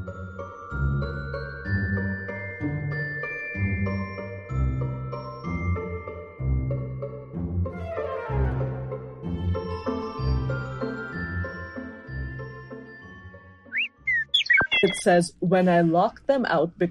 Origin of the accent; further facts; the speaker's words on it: India; as an Indian woman